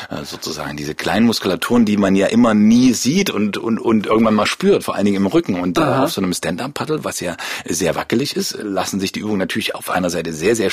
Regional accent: Leipzig, Saxony, Germany; Ja, das ist Heimat hier. Also mein, ich bin hier groß geworden in Leipzig, meine Eltern leben noch hier und das war Anlass genug, auch

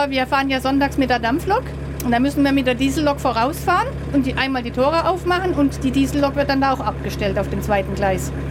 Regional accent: Ukraine; now in Karlsruhe, Germany; Wir wohnen in Karlsruhe ein Jahr und drei Monate. Wir kommen aus der Ukraine.

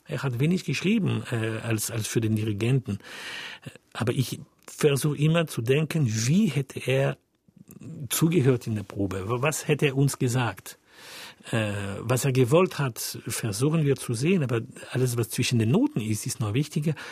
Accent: France; German is a second language; ich bin Franzose

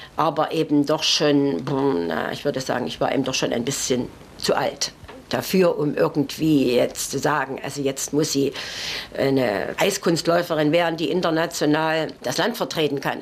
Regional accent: Chemnitz, Saxony, Germany; ich bin eine echte Chemnitzerin, eine echte Sächsin, bin dort mhm. geboren und ähm, möchte auch dort nicht weg

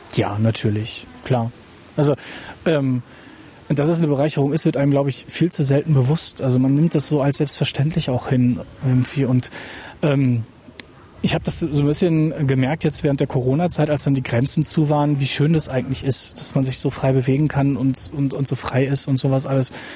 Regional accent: Lingen, Lower Saxony, Germany; meine Heimatstadt Lingen

